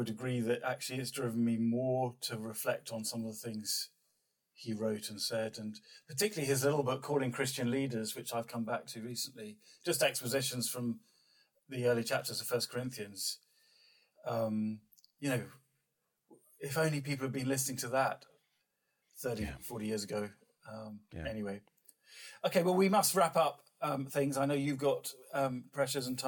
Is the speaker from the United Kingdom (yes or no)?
yes; United Kingdom; as a Brit